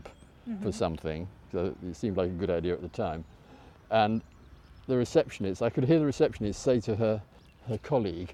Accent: Knaresborough, Yorkshire and the Humber, United Kingdom; accent: Yorkshire; also born or lived in Hull; Well, I was born in Hull. My father wanted me to be born in Hull, so he had my mother transshipped from the West Riding of Yorkshire to Hull so that I could be born in Hull, and then 2 weeks later taken back to Knaresborough in the West Riding.

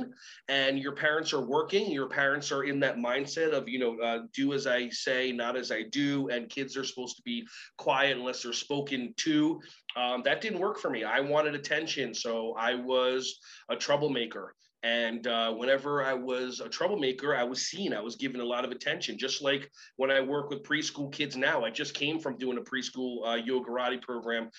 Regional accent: New Jersey, United States; also born or lived in Israel; I was born in Israel, hitched a ride with my parents to New Jersey when I was 4 years old

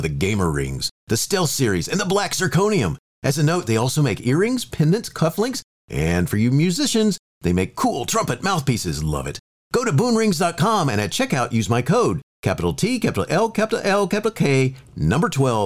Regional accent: Florida, United States; growing up in Florida during a time when the Apollo missions were constantly going up

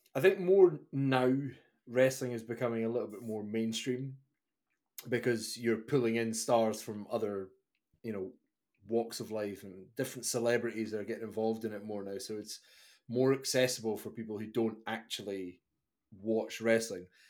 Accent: Scotland, United Kingdom; a guy growing up in Scotland

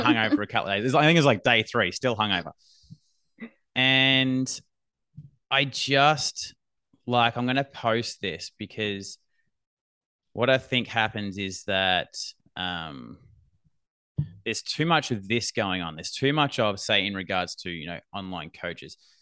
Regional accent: Australia; accent: Australian

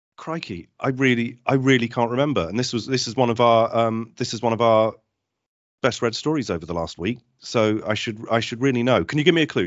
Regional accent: Cornwall, South West England, United Kingdom; as a Cornish lad

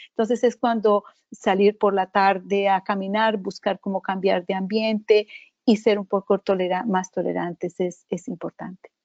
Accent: Colombia; moved away; Soy originalmente de Colombia

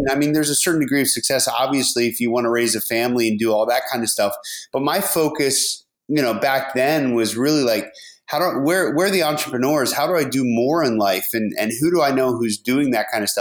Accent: outside of Harrisburg, rural Pennsylvania, United States; moved away as an adult; I grew up in rural Pennsylvania, and, you know, right outside of Harrisburg in the center of the state

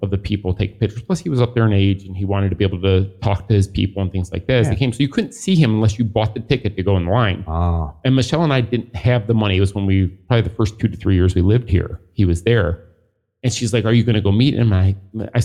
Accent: Michigan, United States; growing up in Michigan

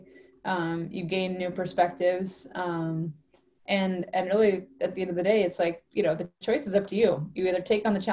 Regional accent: Alaska, United States; now in Penticton, Canada; growing up in Alaska

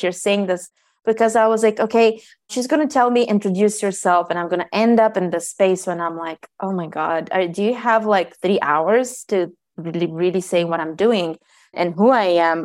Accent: Bulgaria; I was born in Bulgaria

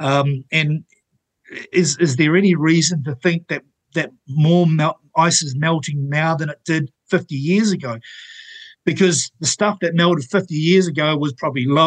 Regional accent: Napier, Hawke's Bay, New Zealand; where I grew up in Taradale Napier

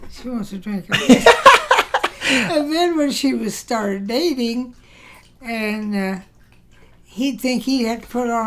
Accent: Prestonsburg, Kentucky, United States; born there; I think it was Prestonsburg, Kentucky.

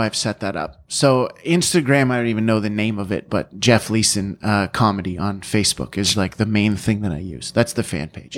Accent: London, Ontario, Canada; born or raised there

